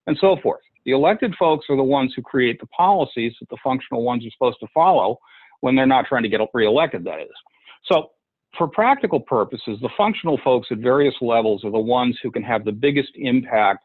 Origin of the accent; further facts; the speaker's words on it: Massachusetts, United States; my home state of Massachusetts